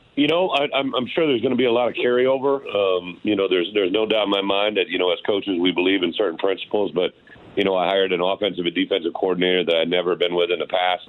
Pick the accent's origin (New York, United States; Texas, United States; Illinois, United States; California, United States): Illinois, United States; my home state